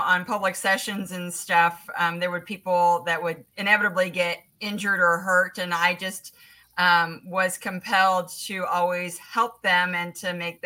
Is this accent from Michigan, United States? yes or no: no; Indianapolis, Indiana, United States; also born or lived in Southern California; growing up in Indianapolis